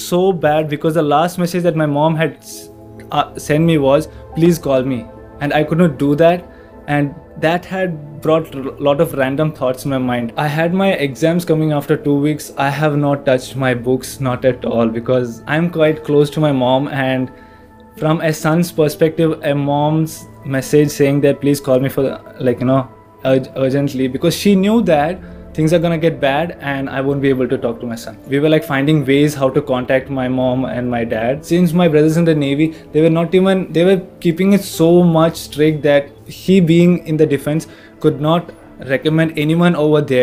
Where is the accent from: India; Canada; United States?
India; Kerala; also born or lived in Kashmir; now in Bangalore, India; I'm from Kashmir, okay, but I was brought up in Kerala.